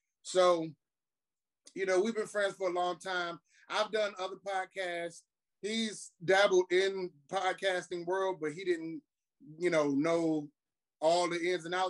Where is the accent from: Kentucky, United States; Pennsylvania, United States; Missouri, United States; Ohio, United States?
Ohio, United States; Cleveland; also born or lived in Shaker Heights; now in Lakewood, United States; I am from Cleveland via Shaker Heights, currently living in Lakewood on the west side of Cleveland.